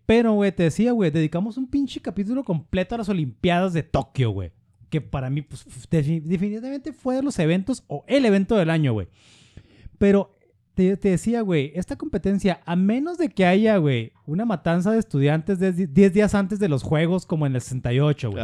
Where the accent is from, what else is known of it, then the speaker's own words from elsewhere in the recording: Mexico; estoy en mi país